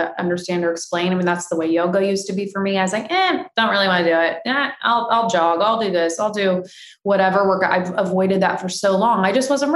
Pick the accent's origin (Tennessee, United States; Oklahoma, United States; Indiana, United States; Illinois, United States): Indiana, United States; moved away as an adult; now in California, United States; I grew up in the Midwest. I was a farm girl. We ate whatever was on the table. I don't even think there was a Whole Foods in Indiana